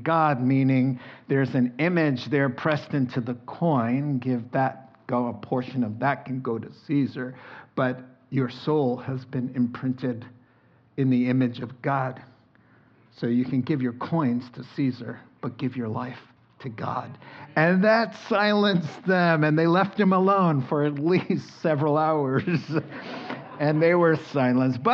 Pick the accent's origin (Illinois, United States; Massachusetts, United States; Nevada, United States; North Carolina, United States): Massachusetts, United States; I'm from Massachusetts